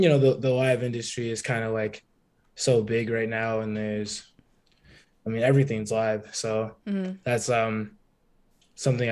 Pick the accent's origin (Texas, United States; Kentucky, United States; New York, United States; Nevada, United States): Nevada, United States; Las Vegas; moved away as an adult; now in Florida, United States; I'm from Vegas originally. So, I mean, moving to Florida was just exciting.